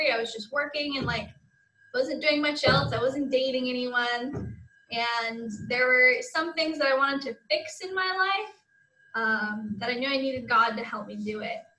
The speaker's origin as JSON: {"language": "English", "town": "Springville", "region": "Utah", "country": "United States", "tie": "born or raised there", "said": "I'm from Springville, Utah. I've lived there pretty much my whole life, except for a year that my family was in Germany, and then I'm out here for my mission."}